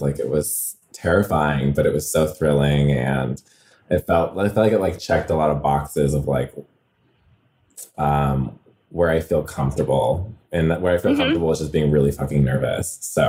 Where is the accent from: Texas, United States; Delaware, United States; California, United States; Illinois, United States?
California, United States; Redlands; I'm from California. I'm from like closer to Palm Springs area, Redlands, California.